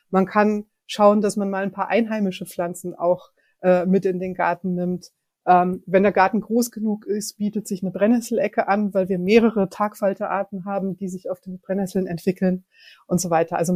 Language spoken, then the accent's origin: German; Frankfurt, Hesse, Germany; Ich persönlich mag die Schwanheimer Düne wirklich sehr gern ich bin dort in der Nähe aufgewachsen und das war für mich als Kind schon so ein Ausflugsziel mit dem Fahrrad in die Düne.